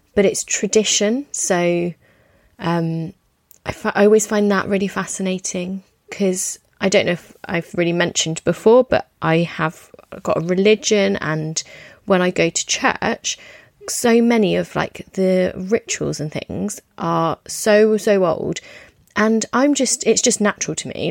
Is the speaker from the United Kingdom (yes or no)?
yes; United Kingdom; I'm British